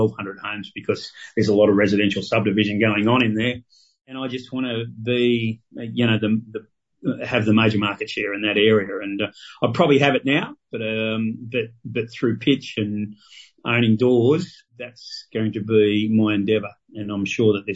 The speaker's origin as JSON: {"language": "English", "country": "Australia", "tie": "born or raised there", "also_born_or_lived": "Sydney", "moved": "yes", "lives_now": "Tamworth, Australia", "said": "I'm a country boy. I was born in Barrow, grew up down there on a farm"}